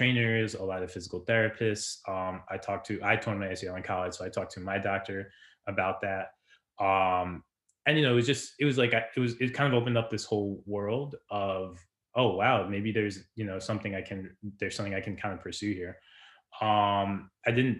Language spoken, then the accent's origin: English; New Jersey, United States; I grew up in Jersey